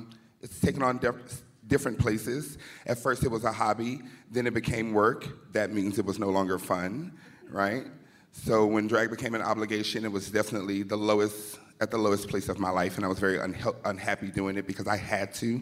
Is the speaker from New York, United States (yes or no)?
no; New Orleans, Louisiana, United States; I'm from New Orleans, Louisiana, the city of sin where the women are women and so are the men